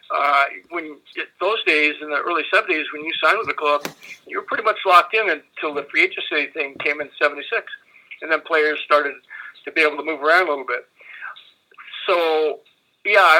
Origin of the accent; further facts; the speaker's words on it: Chicago, Illinois, United States; Chicago's my hometown